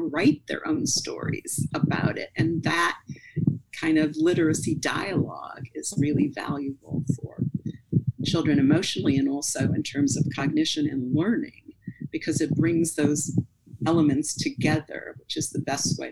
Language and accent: English; Cleveland, Ohio, United States; now in New York, United States; I grew up in Cleveland and there was a lot of snow